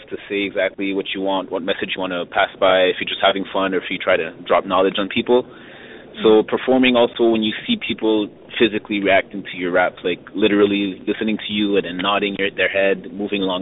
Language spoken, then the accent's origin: English; Montreal, Quebec, Canada; I was born and raised in Montreal